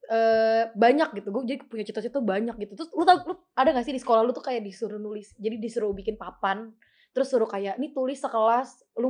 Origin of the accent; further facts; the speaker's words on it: Yogyakarta, Special Region of Yogyakarta, Indonesia; Jatuhnya gue nggak ngerantau karena kan emang gue orang Jogja.